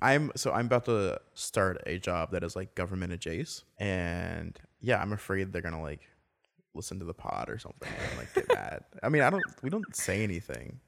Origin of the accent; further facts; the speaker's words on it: the South, United States; I grew up in the South